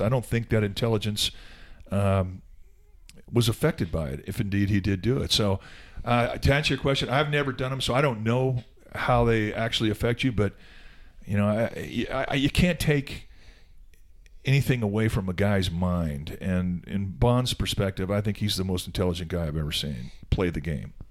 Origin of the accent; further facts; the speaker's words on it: Southern California, United States; I grew up in Southern California and was raised a Dodger fan